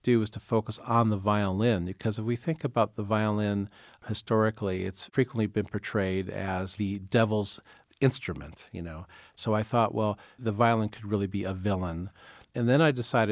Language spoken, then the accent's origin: English; Iowa, United States; growing up in Iowa back in the 60s